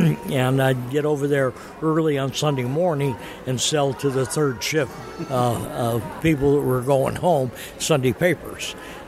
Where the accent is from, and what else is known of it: Los Angeles, California, United States; born or raised there; also born or lived in Santa Barbara, California / Anaheim, California